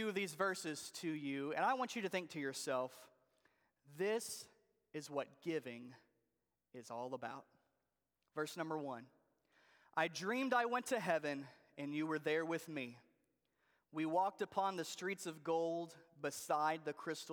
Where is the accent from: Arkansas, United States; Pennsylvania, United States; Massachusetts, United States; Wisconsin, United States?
Arkansas, United States; Jacksonville; moved away; I grew up in Arkansas. Actually, Jacksonville, Arkansas is where I grew up